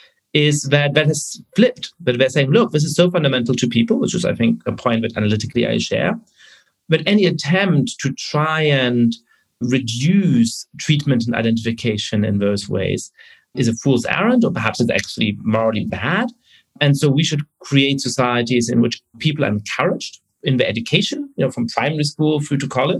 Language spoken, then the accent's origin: English; Germany; I was growing up in Germany, I was born in 1982